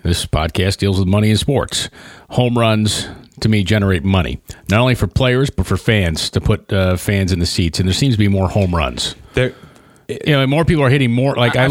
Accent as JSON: {"language": "English", "town": "Buffalo", "region": "New York", "country": "United States"}